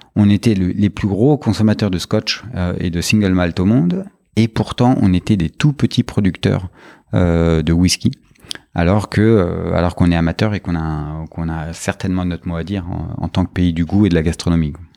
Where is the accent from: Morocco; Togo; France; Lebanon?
France; en tant que Français, on est souvent entouré de, de, vins et de spiritueux dans nos familles